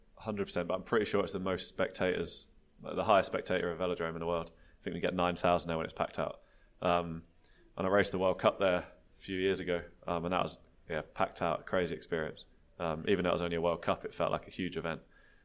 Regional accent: United Kingdom; I'm a British track cyclist

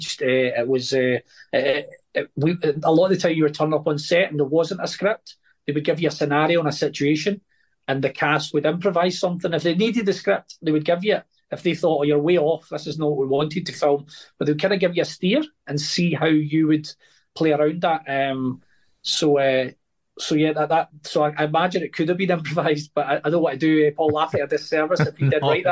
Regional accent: Glasgow, Scotland, United Kingdom; grew up in Glasgow with gang culture.

